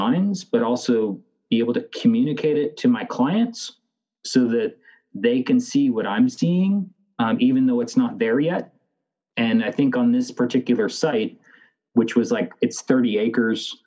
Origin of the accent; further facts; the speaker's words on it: Canada; I am Canadian